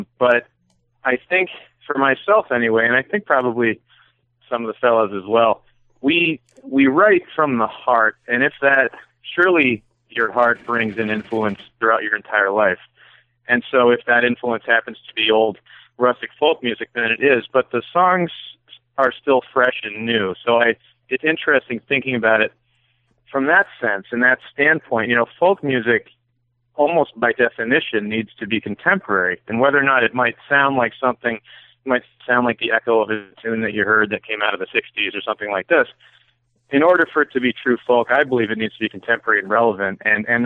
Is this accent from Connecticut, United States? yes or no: yes; Connecticut, United States; also born or lived in Louisiana / Seattle; now in Berkshires, United States; I grew up in Connecticut